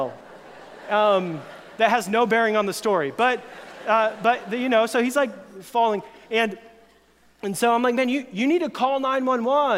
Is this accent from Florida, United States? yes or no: yes; Florida, United States; moved away; when I was a teenager, a friend and I grew up in Florida